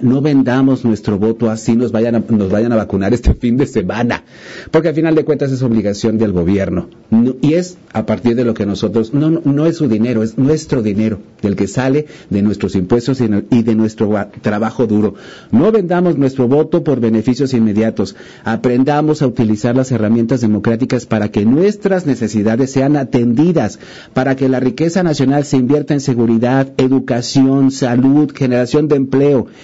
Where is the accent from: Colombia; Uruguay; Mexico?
Mexico; no somos estadounidenses, somos mexicanos